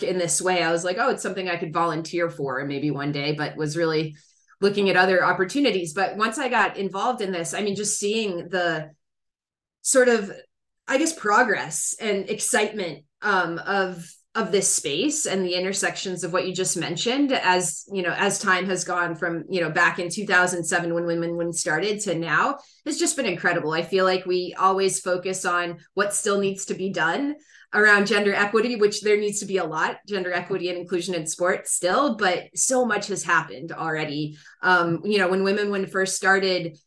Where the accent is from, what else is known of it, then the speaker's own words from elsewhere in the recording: United States; also born or lived in Morocco; I grew up in the United States